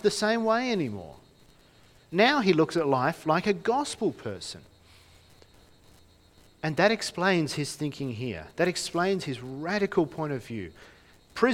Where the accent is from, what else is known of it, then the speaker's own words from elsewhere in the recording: Launceston, Tasmania, Australia; I grew up in Launceston